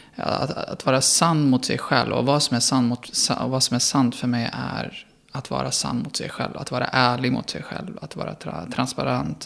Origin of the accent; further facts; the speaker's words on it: Sweden; jag var svensk